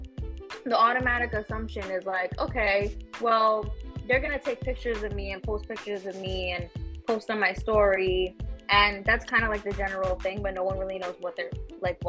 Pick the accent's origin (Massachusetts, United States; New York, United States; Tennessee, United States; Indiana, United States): New York, United States; New York City; also born or lived in Queens, New York; I'm from the Bronx, New York. That's where I was born and raised.